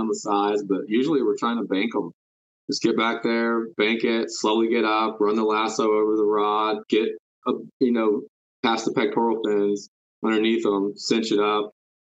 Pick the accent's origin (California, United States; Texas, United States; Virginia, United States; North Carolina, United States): Texas, United States; Houston; moved away as an adult; now in Dallas, United States; I moved to Dallas, but originally I'm from Houston